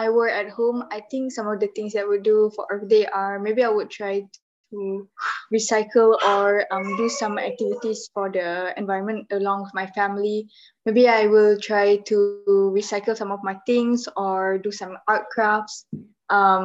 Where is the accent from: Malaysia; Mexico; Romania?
Malaysia; I am 13 years old and I am from Malaysia.